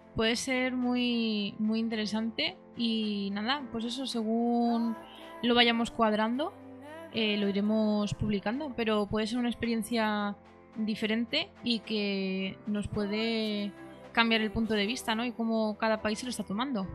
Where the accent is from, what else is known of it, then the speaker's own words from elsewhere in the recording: Madrid, Community of Madrid, Spain; yo como madrileña